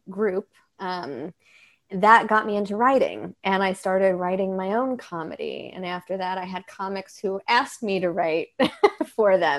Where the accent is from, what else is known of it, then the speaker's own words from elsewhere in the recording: New York, United States; I grew up in New York